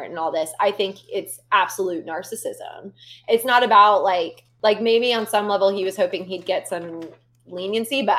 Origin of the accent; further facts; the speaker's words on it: Florida, United States; I'm from Florida